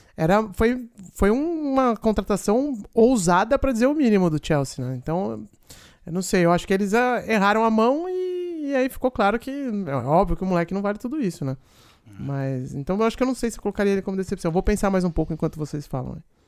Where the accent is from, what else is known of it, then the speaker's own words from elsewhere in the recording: Brazil; nós somos brasileiros